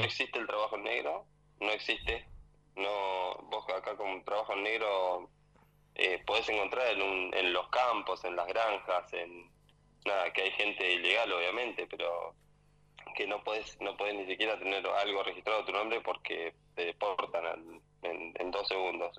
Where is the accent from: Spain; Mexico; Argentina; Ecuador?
Argentina; Tolosa, Buenos Aires; moved away as an adult; now in Adelaide, Australia; nací, me crié en Tolosa y en 2, y 521